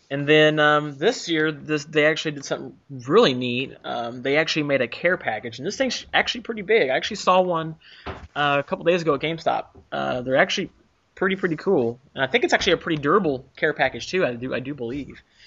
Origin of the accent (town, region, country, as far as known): United States